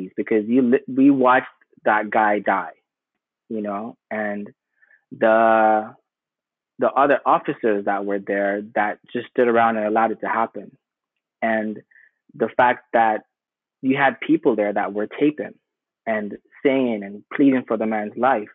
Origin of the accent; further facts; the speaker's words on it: Jamaica; also born or lived in Sierra Leone; now in United States; I grew up in Jamaica